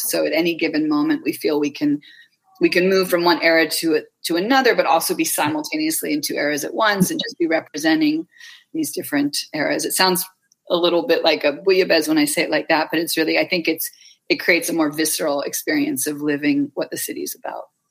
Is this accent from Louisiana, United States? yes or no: no; Bay Area, California, United States; moved away; my hometown in the Bay Area